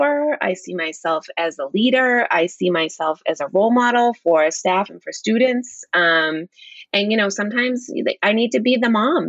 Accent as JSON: {"language": "English", "town": "Danvers", "region": "Massachusetts", "country": "United States", "tie": "born or raised there", "said": "my hometown of Danvers, Massachusetts."}